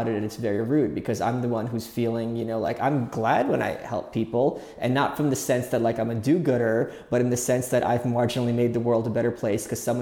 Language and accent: English; New York, United States; being a New Yorker